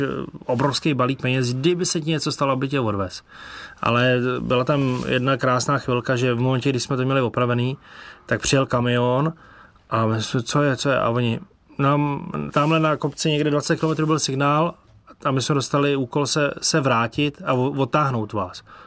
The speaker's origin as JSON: {"language": "Czech", "country": "Czechia", "said": "Z Čech."}